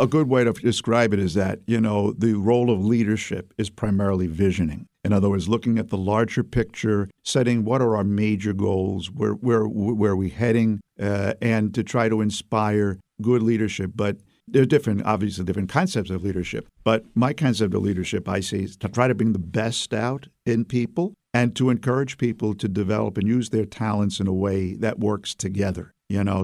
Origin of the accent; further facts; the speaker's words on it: New York City, New York, United States; accent: Brooklyn; now in Albany, United States; I was raised in Brooklyn